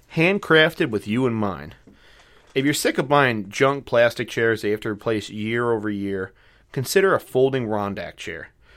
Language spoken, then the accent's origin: English; North Rockland, downstate New York, United States; accent: Long Island or city accent; now in Plattsburgh, United States; I'm originally from downstate New York, so North Rockland.